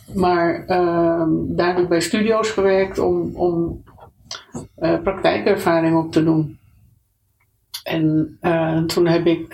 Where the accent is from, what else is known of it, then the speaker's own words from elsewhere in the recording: Amsterdam, North Holland, Netherlands; moved away as an adult; also born or lived in Italy; geboren in Amsterdam uh, enig kind